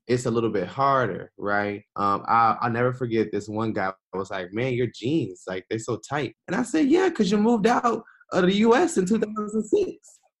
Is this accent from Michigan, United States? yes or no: yes; Detroit, Michigan, United States; also born or lived in Washington, District of Columbia, United States / Qatar; I am originally from Detroit, Michigan and that's still where I'm from. Uh, that's where I live.